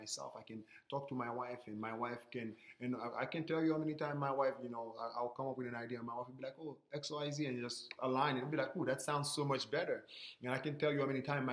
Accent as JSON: {"language": "English", "country": "Haiti", "said": "I'm from Haiti"}